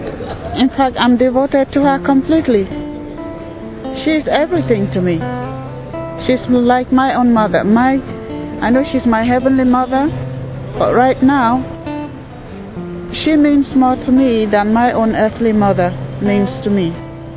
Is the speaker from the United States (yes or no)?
no; Nigeria; I'm Nigerian by birth